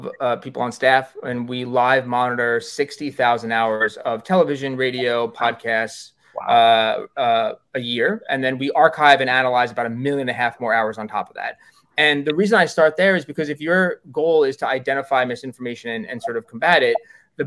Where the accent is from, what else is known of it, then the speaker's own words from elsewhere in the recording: New York, United States; I'm a New Yorker